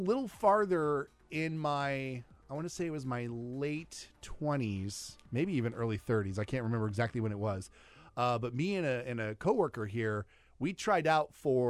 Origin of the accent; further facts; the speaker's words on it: Des Moines, Iowa, United States; from Des Moines, Iowa.